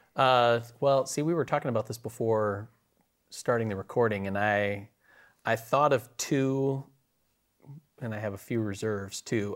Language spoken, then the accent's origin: English; Wisconsin, United States; moved away; Wisconsin, my home state